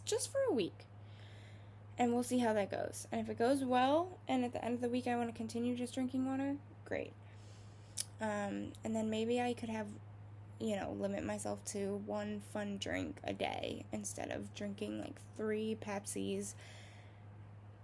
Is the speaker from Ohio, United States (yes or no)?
yes; Ohio, United States; I'm from Ohio